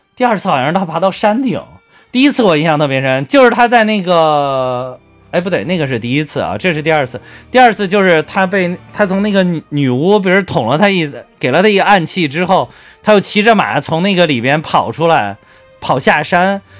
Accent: Henan, China; 毕竟我是个河南人

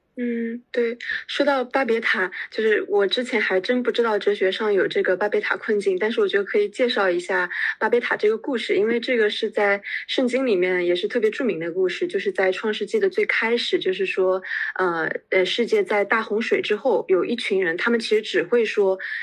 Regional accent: China; 我们中国人

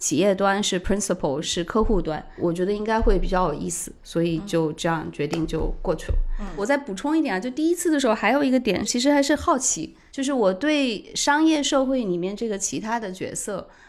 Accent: China; 就是我们中国人那句老话：“三岁看大，七岁看老。”

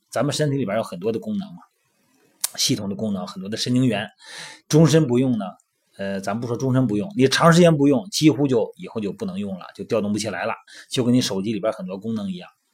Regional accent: Shandong, China; 我们小时候啊，捉迷藏、跳皮筋儿，还有我们那个小时候还有什么叫背鞋底，我们山东那边儿

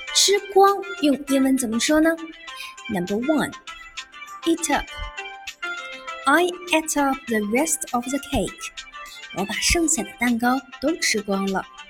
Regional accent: China; 对于我们中国人来说，吃饭不仅仅满足口腹之欲，也承担了人们的情感交际

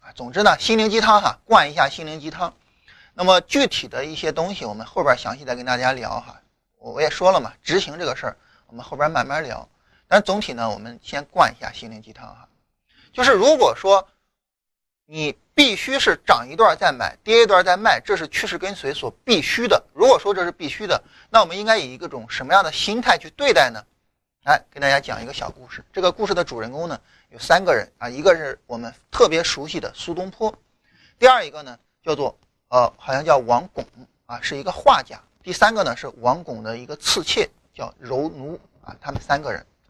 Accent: Lingnan, China; 那岭南对于我来说也是我的家乡嘛。

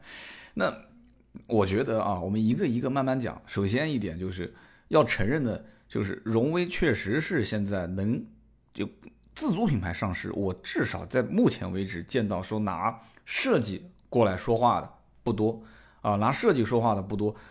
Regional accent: Nanjing, Jiangsu, China; 我们南京这边

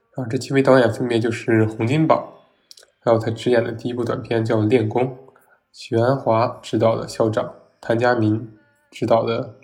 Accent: northern China, China; 我是一个北方人

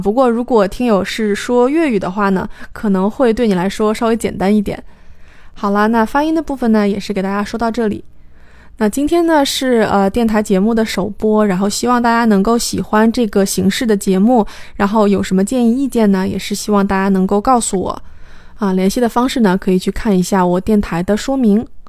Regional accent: China; 对于我们中国人来说

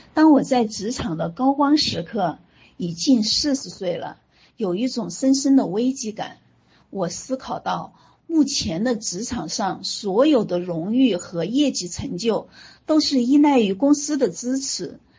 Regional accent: Huanggang, Hubei, China; moved away as an adult; also born or lived in Hunan / Xi'an / Shenzhen / Canada; now in Foshan, China; 我出生在湖北黄冈，呃，大家都知道的一个顺产学霸的小城市啊

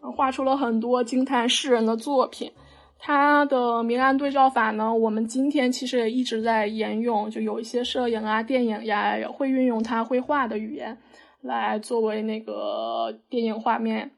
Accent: China; 达芬奇我们中国人叫他达芬奇

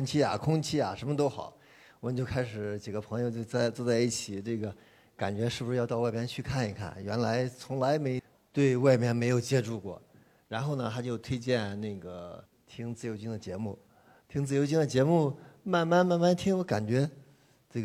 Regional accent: Hefei, Anhui, China; 我是来自合肥的

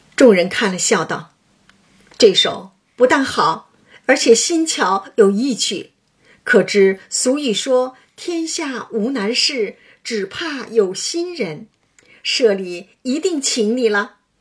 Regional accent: a small mountain village in Hunan, China; moved away; 我小时候，在湖南园林，三面环山，一面临水的小山村经历过

